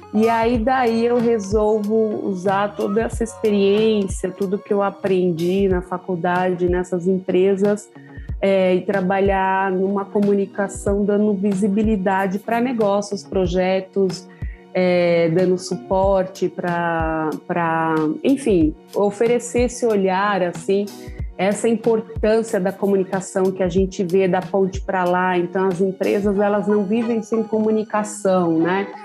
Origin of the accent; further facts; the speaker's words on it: São Paulo, Brazil; eu sou aqui da Zona Sul de São Paulo, da região do Jardim Ângela